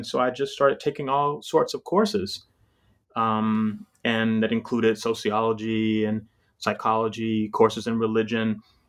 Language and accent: English; Jacksonville, Florida, United States; also born or lived in Vienna, Georgia; So I was born in Jacksonville, Florida. Well, not exactly. Actually, strictly speaking, I was born in rural Southwest Georgia, in a very small town of Vienna, Georgia, as they would call it. But mostly raised in Jacksonville, Florida.